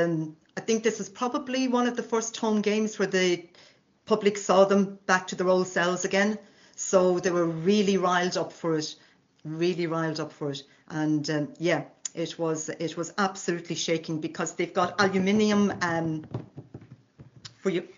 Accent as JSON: {"language": "English", "country": "Ireland", "moved": "yes", "lives_now": "France", "said": "Husband is Scottish, I'm Irish"}